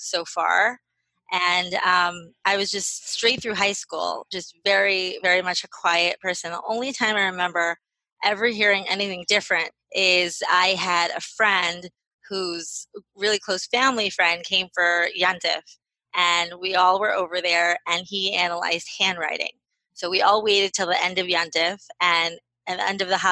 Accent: St. Louis, Missouri, United States; moved away as an adult; also born or lived in Israel; now in Baltimore, United States; I am originally from St. Louis. I'm now 37. Me and my family, we live in Baltimore, Maryland. I have lived in Israel when we first got married. We lived there for 6 years.

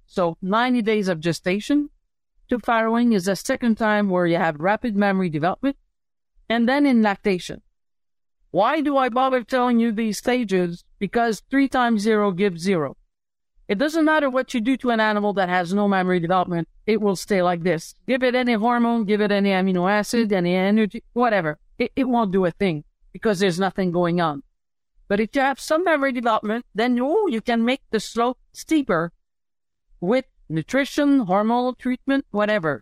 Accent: Montreal, Quebec, Canada; moved away as an adult; also born or lived in Saskatchewan / Pennsylvania, United States; I'm a city girl. I come from Montreal City

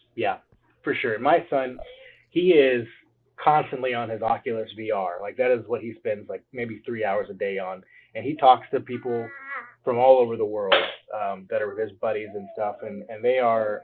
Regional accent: Cape Girardeau, Missouri, United States; I am from Cape Girardeau, Missouri, um, and I am a realtor here in town

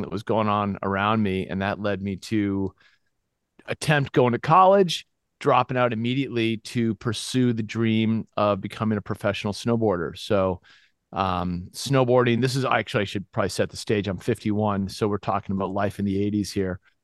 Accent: Winchester, Massachusetts, United States; also born or lived in Gloucester, Massachusetts; I moved to Winchester, Massachusetts, which is just outside of Boston, like a stone's throw away. And those were kind of the formative years

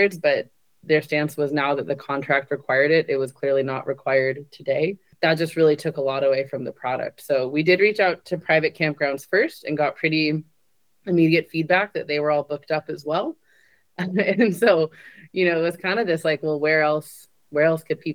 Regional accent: California, United States; I grew up in California

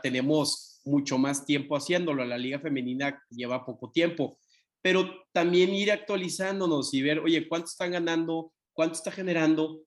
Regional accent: Tampico, Tamaulipas, Mexico; yo soy de Tampico

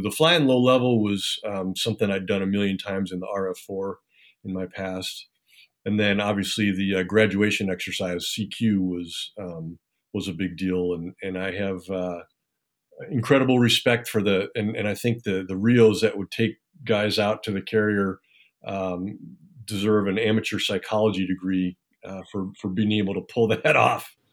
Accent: Cleveland, Ohio, United States; moved away as an adult; I was born and raised in Cleveland, Ohio

